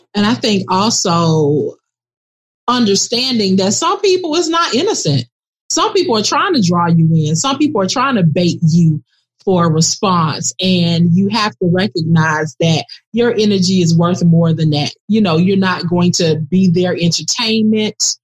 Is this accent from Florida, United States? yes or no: yes; Miami, Florida, United States; both born and raised in Miami